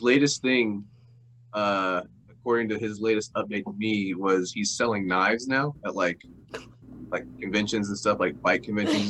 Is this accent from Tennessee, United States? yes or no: yes; Nashville, Tennessee, United States; also born or lived in Bowling Green, Kentucky; I grew up in Nashville and Bowling Green, Kentucky as well. But I'm from Nashville, yeah.